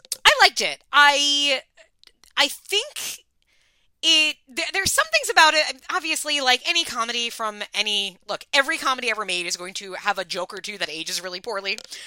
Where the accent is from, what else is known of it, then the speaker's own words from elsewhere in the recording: Long Island, New York, United States; I am obviously from Long Island